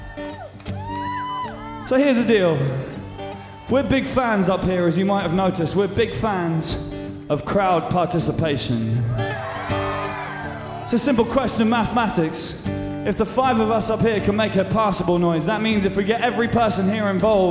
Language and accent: English; Winchester, South East England, United Kingdom; I come from a small town called Winchester